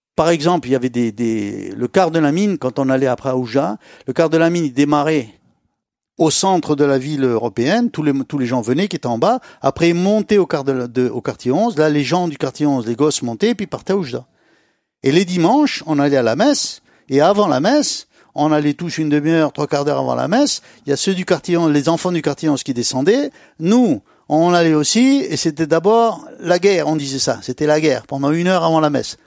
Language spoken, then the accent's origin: French; Jerada, Oriental, Morocco; on a atterri à Girada